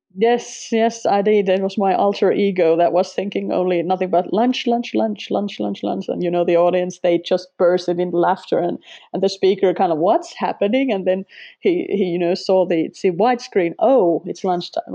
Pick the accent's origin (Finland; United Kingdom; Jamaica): Finland; first language Finnish; English is a second language; also born or lived in Sweden; Finnish is my native tongue